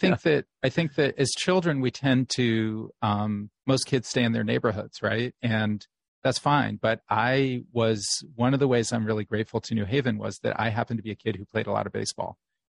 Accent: New Haven, Connecticut, United States; growing up in New Haven, you know, I lived here with my single mom, and we lived in a rented two-family house on Willow Street.

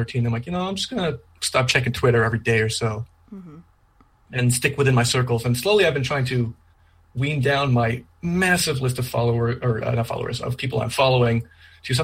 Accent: Canada; now in Alberta, Canada; I am a Canadian

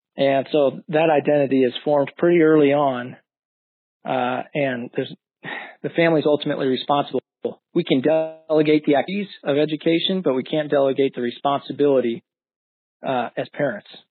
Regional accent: Florissant, Missouri, United States; moved away as an adult; now in Omaha, United States; grew up in Florissant, Missouri, just out St. Louis, outside of St. Louis

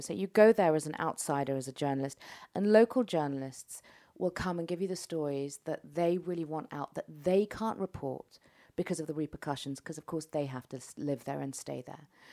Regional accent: London, United Kingdom; moved away; also born or lived in Tehran, Iran; I'm not Iranian, I'm not English, but I'm a Londoner

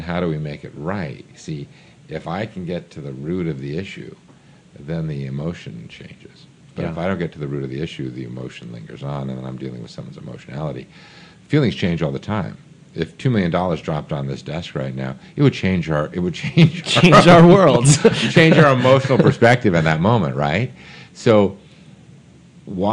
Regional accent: New York, United States; I grew up in New York.

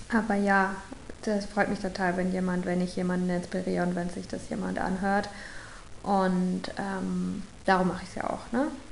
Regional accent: St. Leon-Rot, Baden-Württemberg, Germany; Ich komme aus St. Leon Roth. ich habe noch nie nicht in Deutschland gelebt

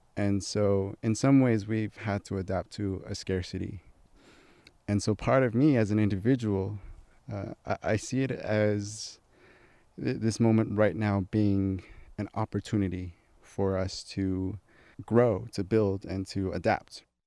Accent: Flagstaff, Arizona, United States; also born or lived in Shiprock, New Mexico; I'm from Flagstaff, but I live here for the summer

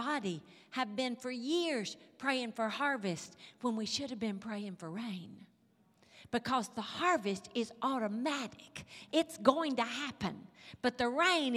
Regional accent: Mississippi, United States; moved away; You can tell I'm from Mississippi. You can probably even tell I'm from the country.

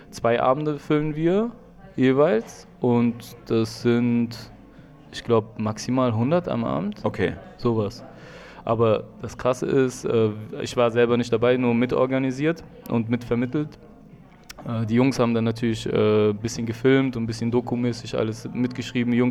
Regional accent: Germany; Du willst mir sagen, ich bin hier in Deutschland aufgewachsen.

